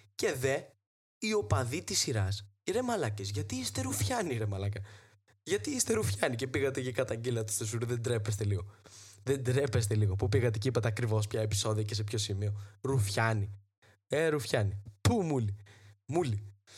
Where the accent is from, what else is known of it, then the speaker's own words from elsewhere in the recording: Trikala, Thessaly, Greece; η πατρίδα μου τα τρίκαλα